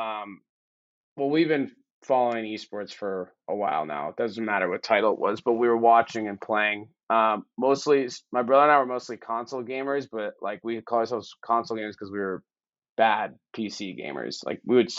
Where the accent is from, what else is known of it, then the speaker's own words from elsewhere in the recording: Boston, Massachusetts, United States; moved away; I'm from Boston originally, so I'm a Pats fan.